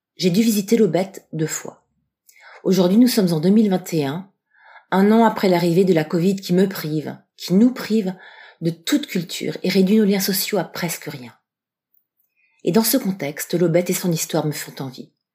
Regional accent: Strasbourg, Grand Est, France; Je suis de Strasbourg

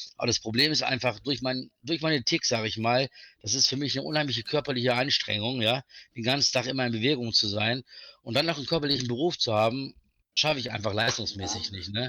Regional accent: Velbert, North Rhine-Westphalia, Germany; Ich bin also aus Felbert, das ist in der Nähe von Wuppertal und Düsseldorf

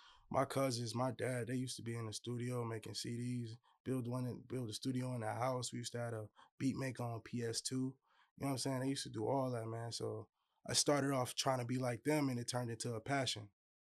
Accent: Hammond, Indiana, United States; I'm originally from Indiana, Hammond, Indiana. I was born out there. That's where most of my family's from.

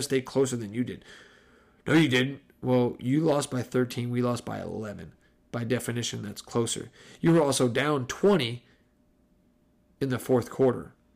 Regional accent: New Jersey, United States; moved away; I grew up in New Jersey

